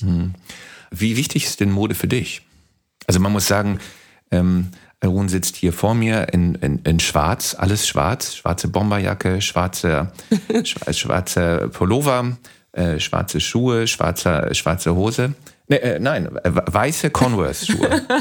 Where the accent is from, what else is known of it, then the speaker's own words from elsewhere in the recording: West Germany, Germany; now in Berlin, Germany; Ich bin ja Wessi.